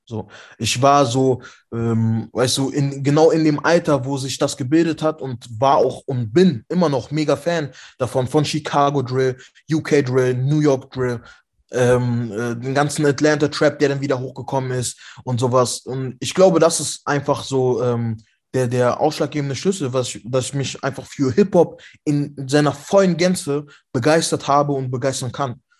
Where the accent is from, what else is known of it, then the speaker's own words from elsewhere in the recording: Frechen, North Rhine-Westphalia, Germany; bei uns in Frechen